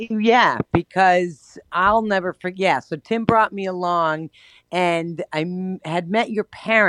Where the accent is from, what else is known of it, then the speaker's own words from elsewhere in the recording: Boston, Massachusetts, United States; And I said, "Boston."